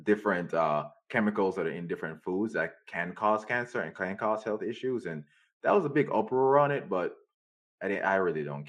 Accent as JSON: {"language": "English", "country": "Jamaica", "said": "I'm Jamaican"}